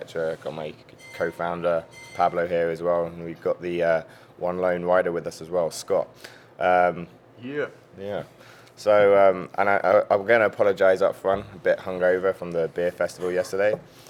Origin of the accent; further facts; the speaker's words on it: England, United Kingdom; now in Las Vegas, United States; I always like being from England.